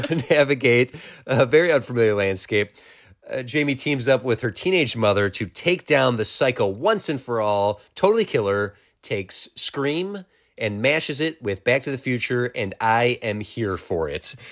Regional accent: Wisconsin, United States; we grew up in Wisconsin

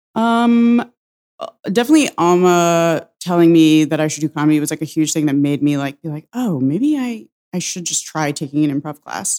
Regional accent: Suffern, New York, United States; also born or lived in Saratoga Springs, New York; I'm from Suffern, New York. It's, uh, in Rockland County

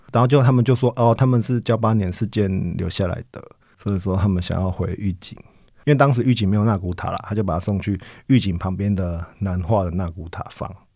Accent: Taiwan; 小时候在台湾

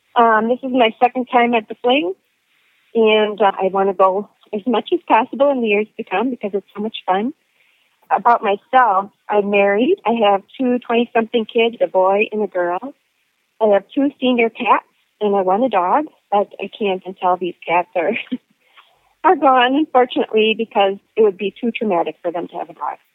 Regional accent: Ontario, Canada; I'm from Ontario

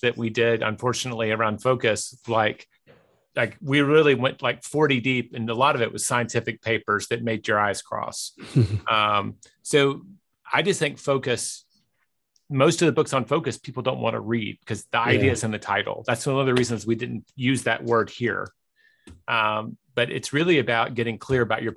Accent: Memphis, Tennessee, United States; my hometown team, the Grizzlies

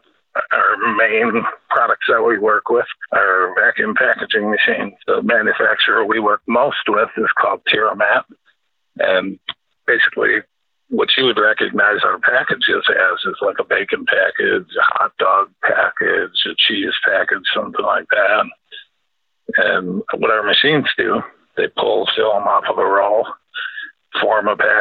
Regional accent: Williams Bay, Wisconsin, United States; moved away as an adult; also born or lived in Alabama / Chicago area; I grew up in Williams Bay, Wisconsin

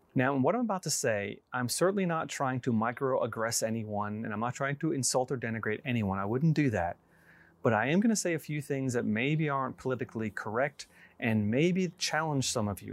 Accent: New York, United States; moved away as an adult; also born or lived in Georgia; I grew up in New York

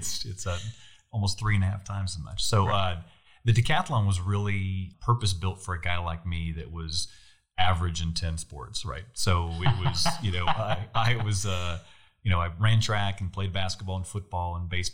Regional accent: near the Oregon border, far Northern California, United States; I grew up in way Northern California. So most people think of Northern California being San Francisco. I grew up 5 hours north of San Francisco.

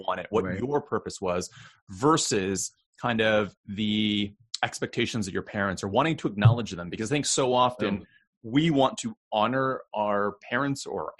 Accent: United States; I was fifth generation Chinese American. So my parents were born here

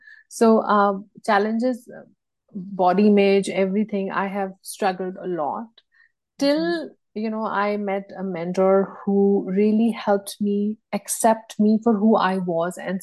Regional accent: India; moved away; also born or lived in Bangladesh / United States; I am from India

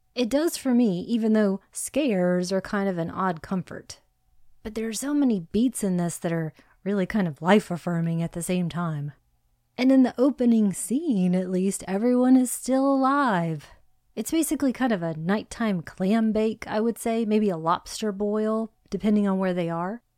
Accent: Hawaii, United States; I was born in Hawaii

